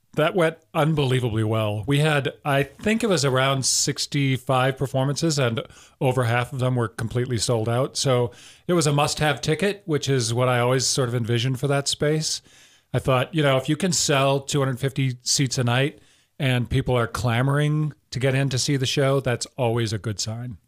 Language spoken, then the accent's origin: English; Wisconsin, United States; also born or lived in South Dakota / Florida / New York; I was born in South Dakota, but I moved to Wisconsin when I was three. So I consider myself a, a real Wisconsin